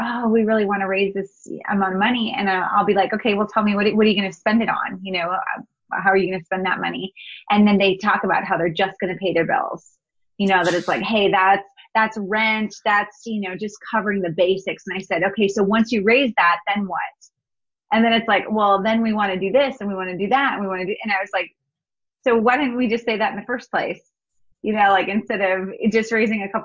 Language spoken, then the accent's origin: English; North Dakota, United States; I'm from the United States, and, you know, growing up, we lived in Northern US. So North Dakota is where I was raised